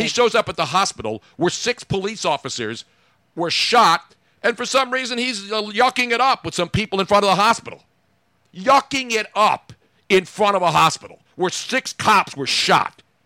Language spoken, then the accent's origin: English; Philadelphia, Pennsylvania, United States; I grew up here